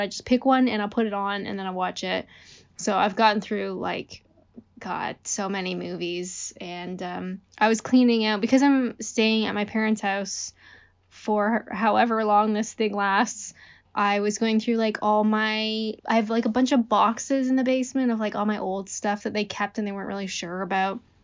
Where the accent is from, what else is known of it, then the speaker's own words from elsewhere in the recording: Canada; I'm Canadian